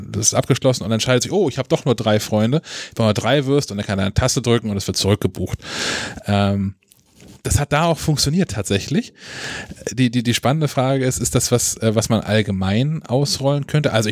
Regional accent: Kiel, Schleswig-Holstein, Germany; ich komme aus Kiel und habe Familie auch in Dänemark und bin relativ häufig in Dänemark.

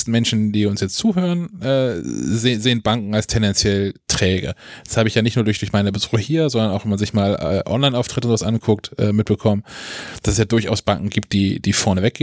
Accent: Kiel, Schleswig-Holstein, Germany; ich komme aus Kiel und habe Familie auch in Dänemark und bin relativ häufig in Dänemark.

